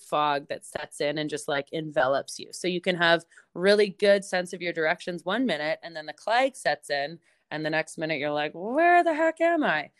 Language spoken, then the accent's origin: English; Banff, Alberta, Canada; moved away as an adult; also born or lived in Vancouver, British Columbia; now in Nelson, Canada; I grew up in Banff, Alberta. Um, that's my hometown.